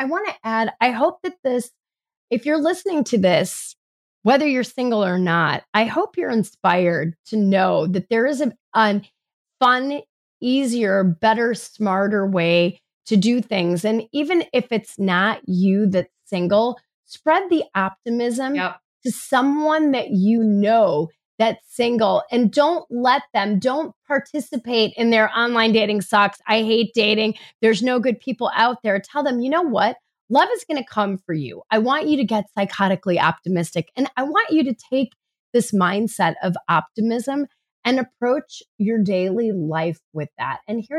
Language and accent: English; New York, United States; now in Midwest, United States; I'm a New Yorker at heart in the Midwest.